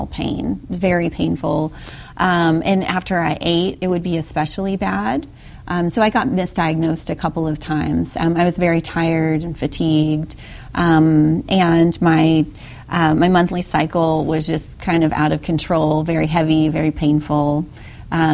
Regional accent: Louisiana, United States; I'm from Louisiana

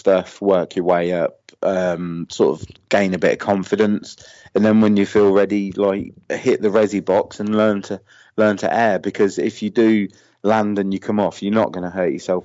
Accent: Northamptonshire, East Midlands, United Kingdom; I'm from Northamptonshire in the UK.

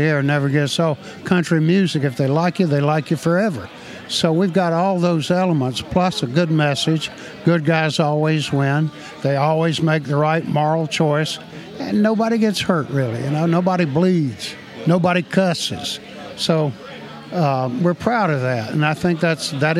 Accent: the South, United States; But I grew up in the South and, you know, without electricity or indoor plumbing.

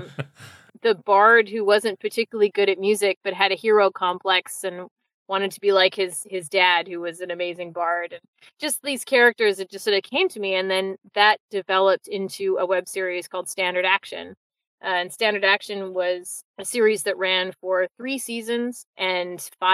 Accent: Victoria, British Columbia, Canada; also born or lived in London / Vancouver; I grew up in Victoria

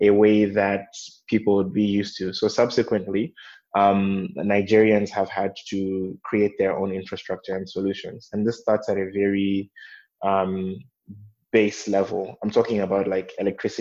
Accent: Malawi; also born or lived in East Africa / West Africa; I'm from Malawi, but I've spent quite a bit of time in East and West Africa.

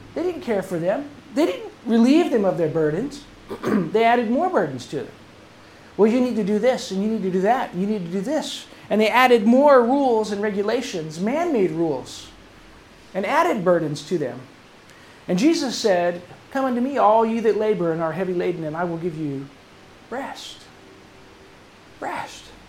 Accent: England, United Kingdom; moved away; my youth growing up in England when I was going to school in England

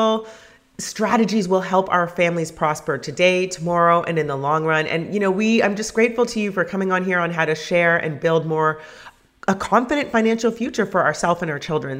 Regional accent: Canada; I grew up in Canada too

